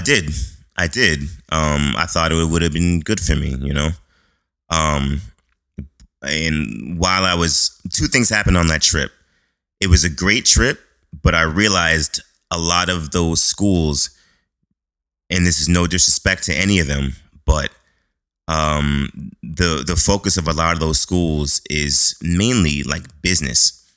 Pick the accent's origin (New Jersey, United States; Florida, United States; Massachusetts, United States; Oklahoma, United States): Massachusetts, United States; Boston; I was born in Boston, Massachusetts. Uh, uh, grew up. Well, my neighborhood was Mattapan. It's a uh, it's, it's like the inner city of Boston.